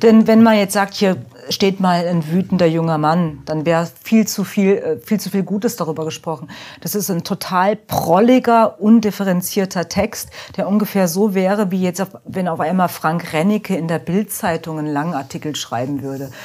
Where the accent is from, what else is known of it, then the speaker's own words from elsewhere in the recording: Offenbach, Hesse, Germany; ich bin in Offenbach groß geworden.